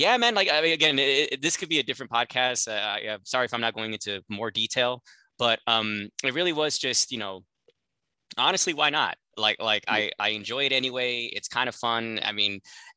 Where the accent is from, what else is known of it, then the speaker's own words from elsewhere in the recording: Los Angeles, California, United States; I'm from the San Fernando Valley, so that's porn capital of the world. I grew up like in the fucking porn capital of America